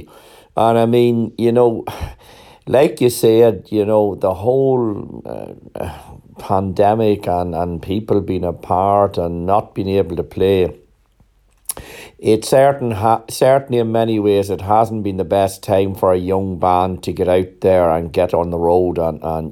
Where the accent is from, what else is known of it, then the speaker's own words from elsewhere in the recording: Ireland; I'm Irish